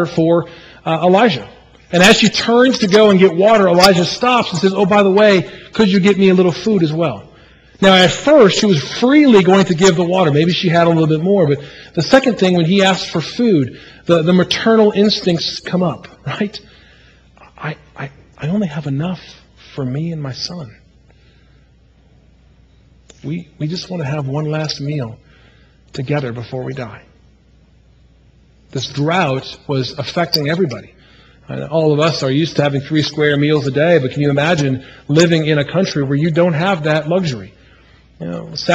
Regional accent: Midwest, United States; moved away; also born or lived in Manning, South Carolina; when I was a child growing up in the Midwest, the great land of the Chicago Cubs

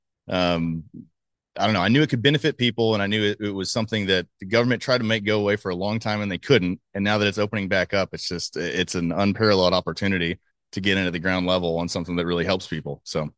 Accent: Dallas, Texas, United States; So I grew up in Dallas. You know, I'm from here. Went off to school and came back. Kind of always loved Texas.

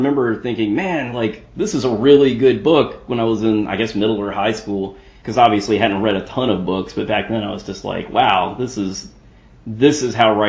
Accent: United States

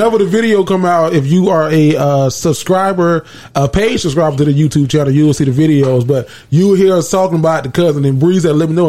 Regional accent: Palm Coast, Florida, United States; I'm from Palm Coast

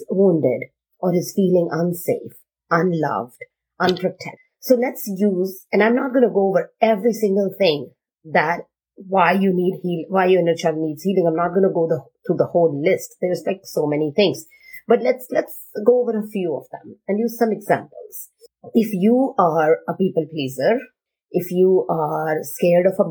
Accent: India; I am Indian

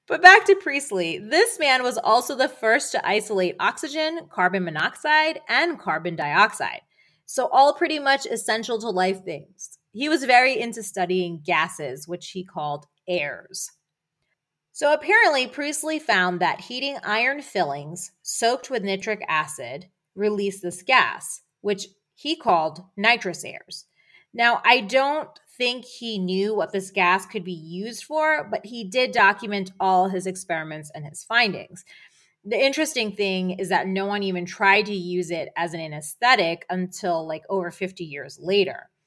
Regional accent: near Philadelphia, Pennsylvania, United States; moved away; also born or lived in Boston; I grew up near Philadelphia, and we both lived in Boston

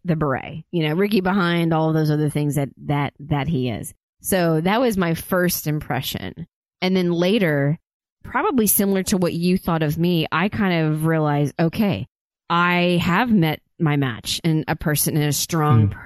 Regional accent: Oklahoma, United States; I grew up in Oklahoma

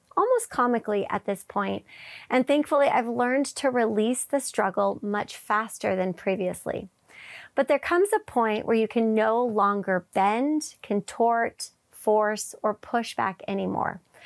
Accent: Wisconsin, United States; I grew up in Wisconsin

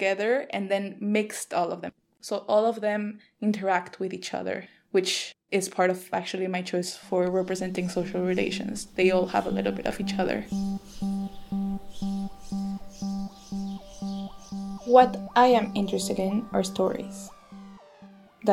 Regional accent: Mexico City, Mexico; moved away as an adult; now in Berlin, Germany; I am originally from Mexico City, but I have been living in Berlin and other places for the last 5 years.

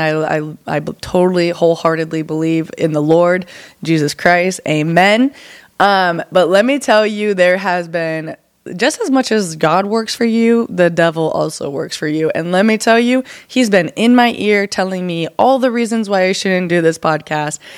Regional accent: Arlington, Washington, United States; moved away as an adult; also born or lived in Seattle, Washington; now in Texas, United States; So I'm from Seattle, Washington, and a little town called Arlington, about 45 minutes north of Seattle

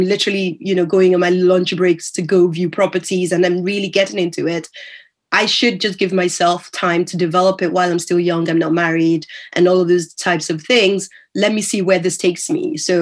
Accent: Nigeria; moved away; also born or lived in United States; when I was growing up in Nigeria. So that by the time I moved over to the US

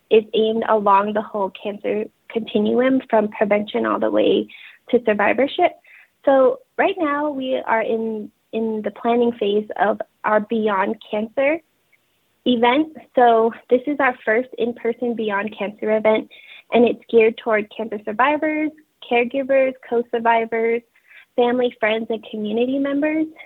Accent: Navajo Nation, United States; I just introduced myself in Navajo um, I am from the Navajo tribe, and my clans are the Black-streaked Wood people, and I am born for the water edge.

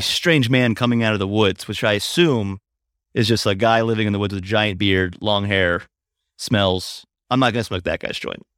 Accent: Hagerstown, Maryland, United States; moved away; I'm in my hometown of Hagerstown, Maryland

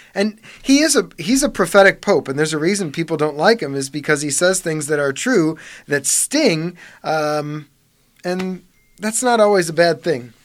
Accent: Parma, Ohio, United States; I grew up on Thornton Drive, just three streets south of Saint Charles

